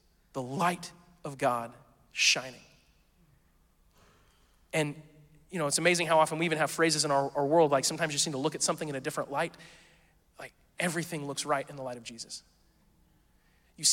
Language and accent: English; the South, United States; we're from the South